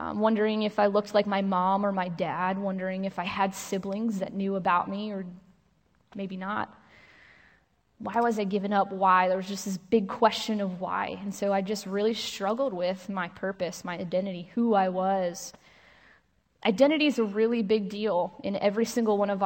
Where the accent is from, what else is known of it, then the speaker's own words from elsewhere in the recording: New York, United States; I grew up in New York with a brother who was also adopted.